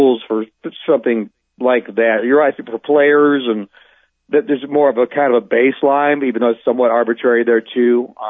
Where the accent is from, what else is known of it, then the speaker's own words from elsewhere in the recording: Ohio, United States; I grew up in Ohio